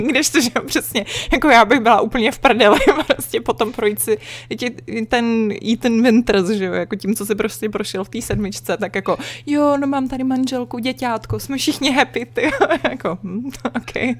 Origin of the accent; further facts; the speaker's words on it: Prague, Czechia; já jsem vyrůstala na Vinohradech, uh, na Praze 2